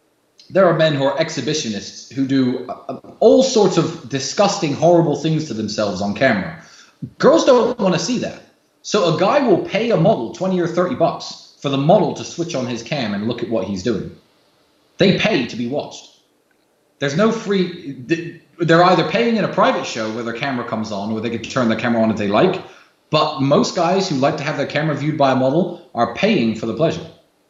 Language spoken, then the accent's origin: English; United States; born there; I was born in the United States. My father was a military man, a very smart man.